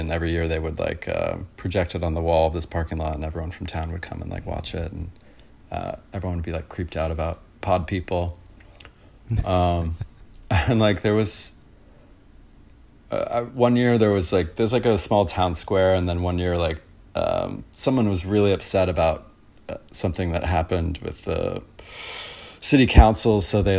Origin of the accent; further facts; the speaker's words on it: Los Angeles, California, United States; moved away as an adult; also born or lived in Maryland / Sacramento; now in Brooklyn, United States; moved to Sacramento and then down to Los Angeles a couple of years after that. So I spent most of my life growing up in Los Angeles in the Pasadena area specifically.